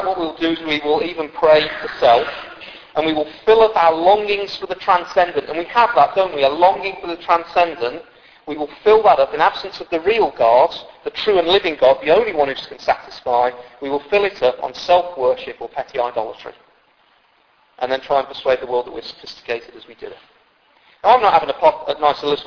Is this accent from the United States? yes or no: no; United Kingdom; we're mostly British.